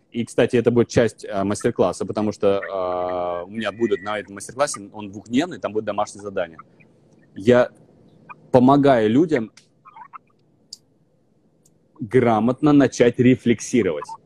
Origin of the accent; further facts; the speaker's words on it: Vologda, Vologda Oblast, Russia; accent: northern; Я был изначально из Вологды, я приехал с северным с жутким говором